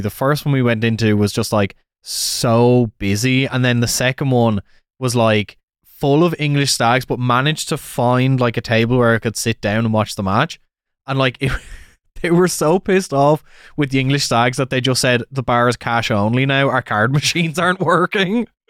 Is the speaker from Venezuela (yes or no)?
no; Wexford, Leinster, Ireland; moved away; Turns out the guy's from the same town as me.